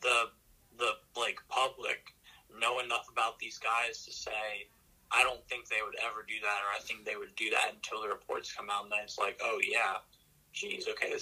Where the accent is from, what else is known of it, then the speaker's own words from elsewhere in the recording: Pennsylvania, United States; knowing that we're from Pennsylvania.